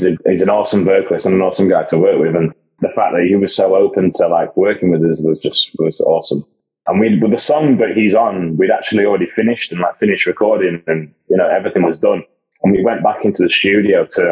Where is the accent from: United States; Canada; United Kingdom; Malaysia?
United Kingdom; Sheffield, Yorkshire and the Humber; growing up in Sheffield, we used to have a lot of good shows coming through